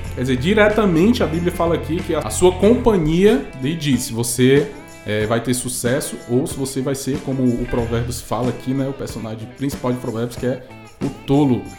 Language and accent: Portuguese; Fortaleza, Ceará, Brazil; lá de Fortaleza, Ceará, minha terrinha natal